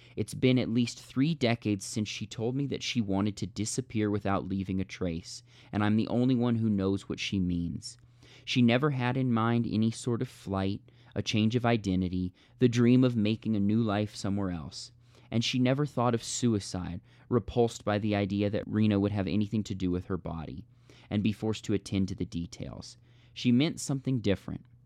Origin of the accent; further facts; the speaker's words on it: United States; we as American speakers and readers